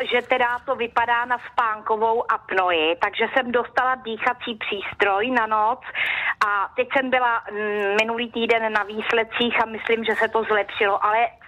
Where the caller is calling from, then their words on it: Prague, Czechia; Dobrý den, eh, jsem z Prahy